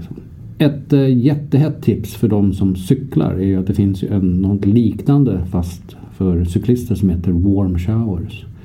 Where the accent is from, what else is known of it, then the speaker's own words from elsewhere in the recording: Sweden; vi som svenskar